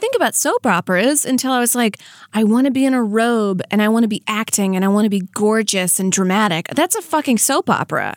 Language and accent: English; Franklinton, Louisiana, United States; now in Hollywood, United States; I'm from Franklin Tenn, Louisiana